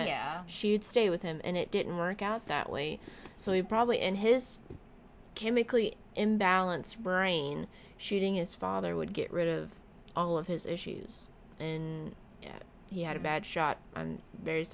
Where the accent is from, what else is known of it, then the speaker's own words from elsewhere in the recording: Florida, United States; I'm living and growing up in Florida, I have literally seen it all.